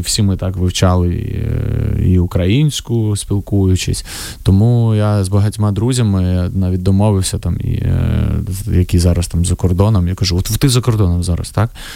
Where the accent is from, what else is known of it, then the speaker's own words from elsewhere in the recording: Vovchansk, Kharkiv Oblast, Ukraine; moved away; моє рідне місто